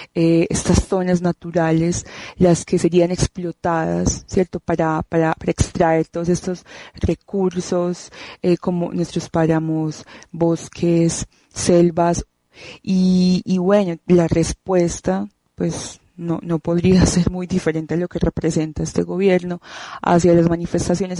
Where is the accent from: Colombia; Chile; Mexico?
Colombia; Medellín, Antioquia; de Medellín, Colombia.